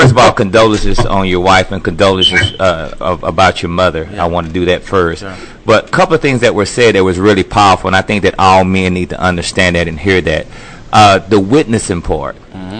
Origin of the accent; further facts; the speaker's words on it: Fort Worth, Texas, United States; I'm from Stop 6 Dunbar.